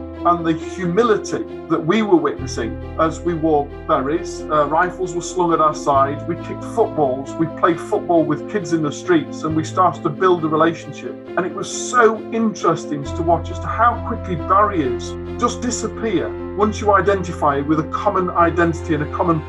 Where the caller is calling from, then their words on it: Warrington, North West England, United Kingdom; I'm calling from Warrington in Cheshire.